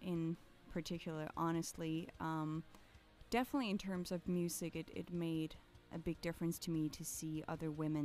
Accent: an hour north of Copenhagen, Capital Region of Denmark, Denmark; now in Copenhagen, Denmark; So it's like an hour north of Copenhagen, pretty much suburbs in the middle of the woods. There's a small city of just 1500 people where I was born and raised

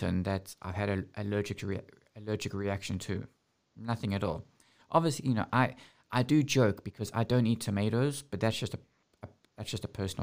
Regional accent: South Africa; moved away; also born or lived in United Kingdom; growing up in South Africa

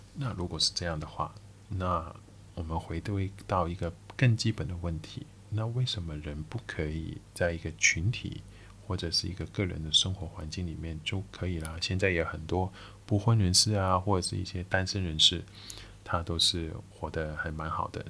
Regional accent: Macau; Chinese is a second language; 我是一个澳门人

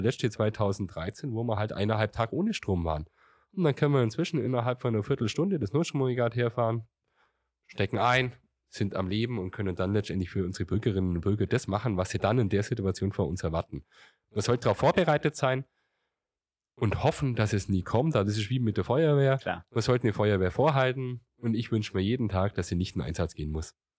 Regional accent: Gundremmingen area, Bavaria, Germany; ich war, glaube ich, im Dorfläden schon jetzt in Remsheim, meiner Heimatgemeinde, sehr aktiv

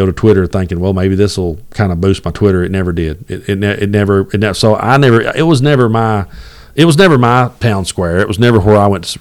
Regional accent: Southeast Kentucky, United States; I grew up in Southeast Kentucky

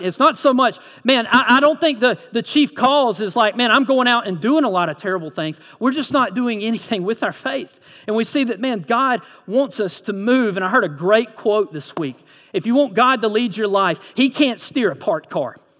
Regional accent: Lyons, Georgia, United States; I'm originally from Lyons, Vidalia area

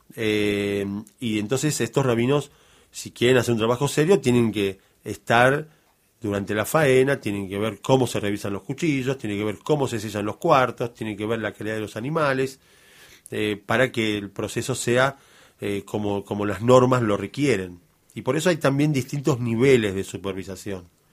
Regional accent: Argentina; Nosotros somos argentinos ya hijos de argentinos

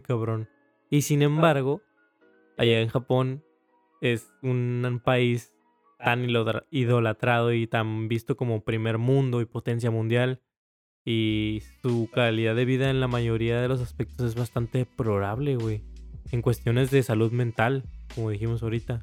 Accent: Mexico; aquí en México

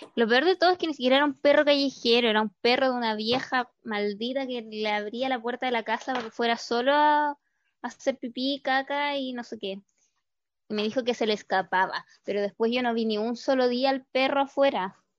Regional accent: Pitrufquén, Araucanía, Chile; now in Santiago, Chile; yo en el verano me voy a Pitrufquén, a mi pueblo

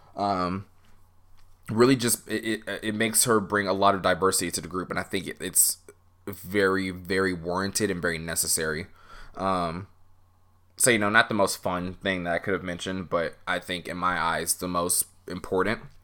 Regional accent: United States; as an American fan

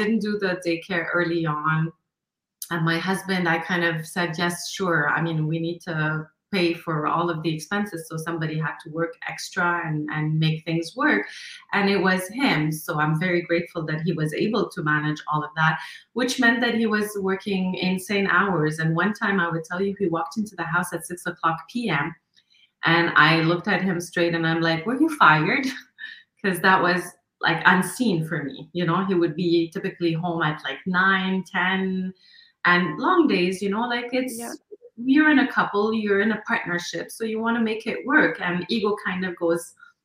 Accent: Lebanon; moved away as an adult; now in Montreal, Canada; I come originally from Lebanon, and I grew up actually in war times of Lebanon

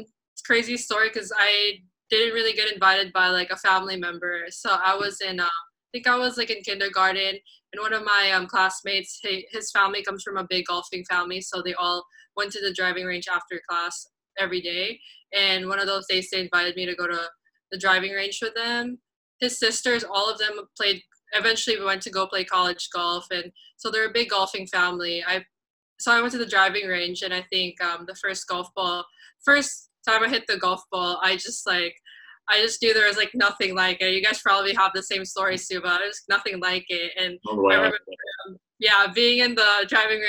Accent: Philippines; moved away; also born or lived in Orange County, California, United States / Nottingham, United Kingdom; I grew up in the Philippines

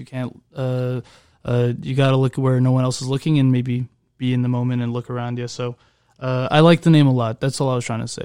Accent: Orange County, California, United States; I'm from Orange County

